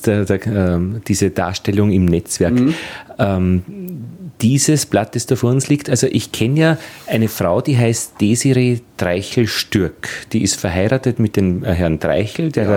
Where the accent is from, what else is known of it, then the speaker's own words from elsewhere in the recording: Altheim, Upper Austria, Austria; ich bin in Oberösterreich, in Altheim aufgewachsen